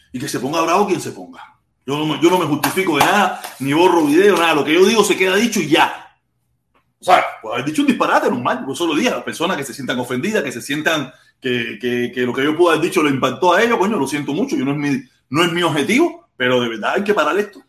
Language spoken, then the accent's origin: Spanish; Havana, Cuba; moved away; Yo soy un cubano más. Nacido en Cuba, en La Habana, en el Vedado, en maternidad de línea, el 25 de agosto